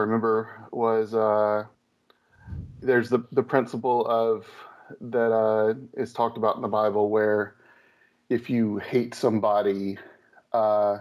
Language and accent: English; the South, United States; I grew up in the South, so it was pretty pretty hardcore